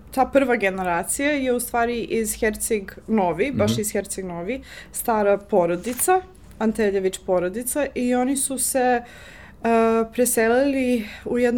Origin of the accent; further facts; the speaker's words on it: Johannesburg, Gauteng, South Africa; Croatian is a second language; moved away as an adult; now in Serbia; ove, rođena sam u Južnu Afriku, Johannesburg. Hm. E, tamo sam odrasla, šesta generacija u porodici. Moji su pod reklom iz Crnogore